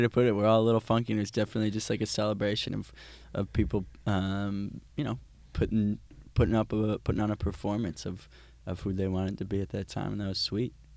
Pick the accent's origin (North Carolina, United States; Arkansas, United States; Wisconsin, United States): Wisconsin, United States; growing up in Wisconsin